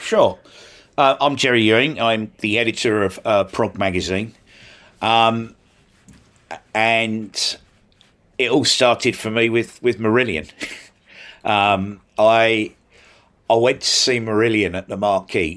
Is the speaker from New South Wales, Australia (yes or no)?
yes; Sydney, New South Wales, Australia; now in United Kingdom; I grew up in Australia, in S, in Sydney.